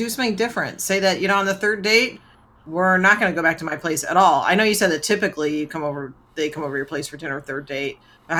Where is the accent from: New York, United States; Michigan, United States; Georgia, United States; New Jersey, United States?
Georgia, United States; So, nerds, for context, I grew up outside Atlanta. Now, maybe a more progressive area, but back when I was growing up, it wasn't.